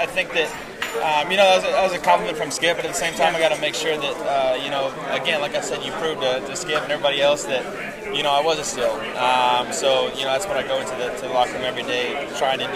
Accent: Texas, United States; moved away; I'm from Texas

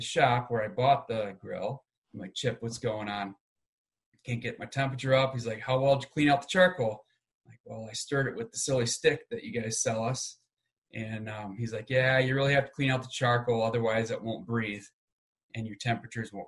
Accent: downstate Michigan, United States; moved away as an adult; also born or lived in Seattle, Washington; I'm originally from Michigan, downstate Michigan, underneath the bridge

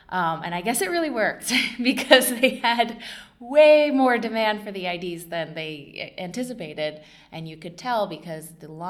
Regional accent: California, United States; but I'm originally from California.

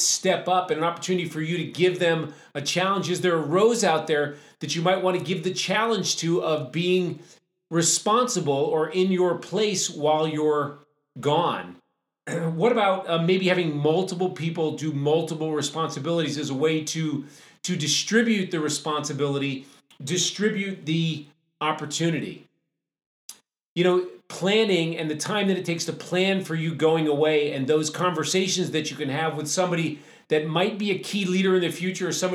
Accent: New England, United States; I grew up in New England

